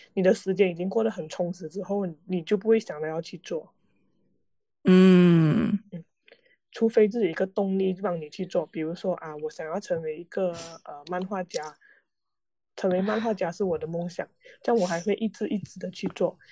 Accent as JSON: {"language": "Chinese", "country": "Malaysia", "tie": "born or raised there", "said": "马在来西亚人嗯。是多元，多元文化，讲讲，就是我们从小就在一种，多呃元种多元族种族的一个环境下成长啊"}